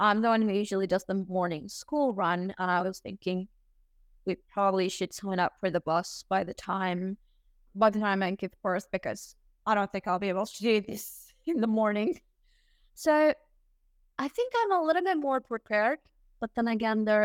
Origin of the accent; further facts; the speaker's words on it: Saudi Arabia; also born or lived in Algeria; now in Dubai, United Arab Emirates; I am currently living in Dubai, but I was born and raised in Saudi